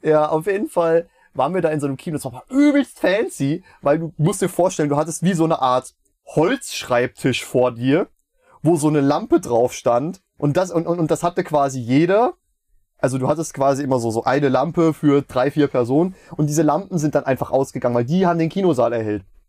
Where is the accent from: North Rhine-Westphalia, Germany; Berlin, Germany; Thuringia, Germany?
Thuringia, Germany; Meiningen; moved away as an adult; now in Schmalkalden, Germany; in meiner Heimat ist, ähm, Casino-Lichtspiele Meiningen